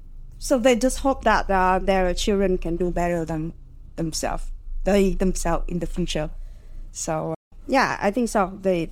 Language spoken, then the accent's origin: English; Hanoi, Vietnam; Growing up in Hanoi is interesting in its own way.